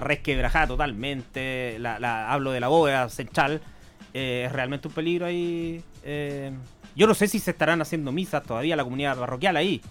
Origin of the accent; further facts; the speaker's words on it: Chillán, Ñuble, Chile; yo hace 30 años salí del Colegio Concepción